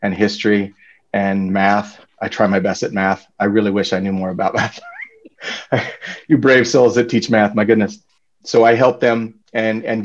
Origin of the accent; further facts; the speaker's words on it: Banning, California, United States; also born or lived in San Diego / Durham, New Hampshire; I grew up in Banning, actually, which is about 20 miles, east of Redlands.